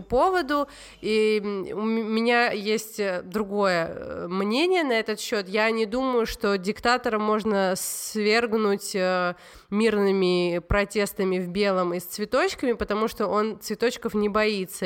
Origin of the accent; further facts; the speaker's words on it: Tbilisi, Georgia; я из Грузии, и я росла